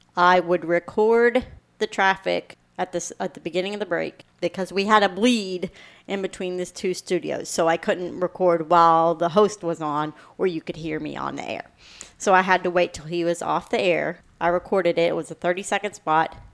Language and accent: English; Kentucky, United States; I'm from Kentucky